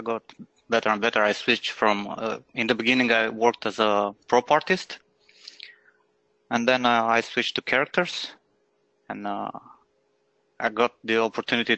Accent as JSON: {"language": "English", "town": "Iași", "region": "Iași County", "country": "Romania", "tie": "born or raised there", "moved": "as an adult", "lives_now": "Bucharest, Romania", "said": "a really small media studio in my hometown, Iași, yeah, in Romania."}